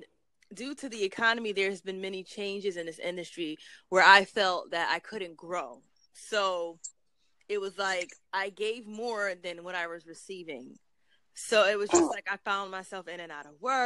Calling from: New York City, New York, United States; I'm calling from Brooklyn, New York

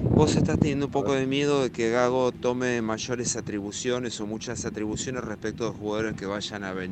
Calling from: Mar del Plata, Buenos Aires Province, Argentina; Hola Ramiro, buenas tardes … de Mar del Plata.

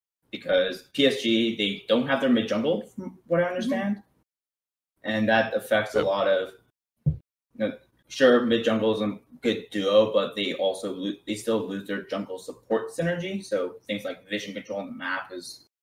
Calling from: Dallas, Texas, United States; I'm calling from Dallas Fort Worth Metroplex in Texas.

